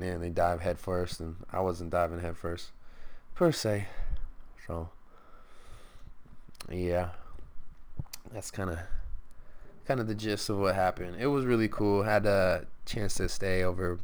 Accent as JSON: {"language": "English", "town": "Stockton", "region": "California", "country": "United States", "said": "We're all from Stockton"}